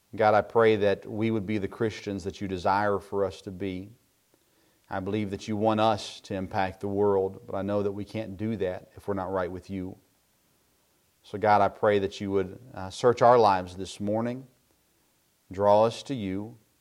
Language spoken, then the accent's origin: English; Tennessee, United States; I grew up in Tennessee